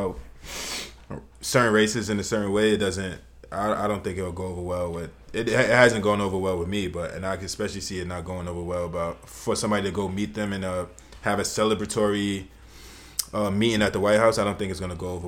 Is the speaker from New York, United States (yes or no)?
yes; New York City, New York, United States; I come from New York City. It's like the cultural melting pot of everything